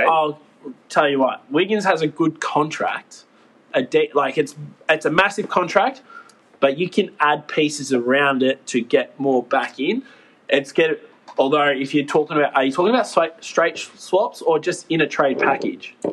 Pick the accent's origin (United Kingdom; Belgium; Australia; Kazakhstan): Australia; I'm Aussie